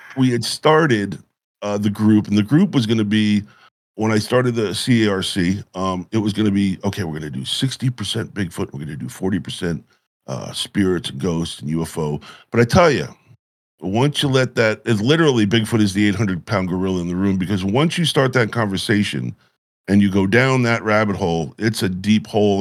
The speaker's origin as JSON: {"language": "English", "area": "Catskill Mountains", "region": "New York", "country": "United States", "tie": "born or raised there", "also_born_or_lived": "West Coast", "moved": "as an adult", "said": "I had grown up, uh, in, in the Catskill Mountains"}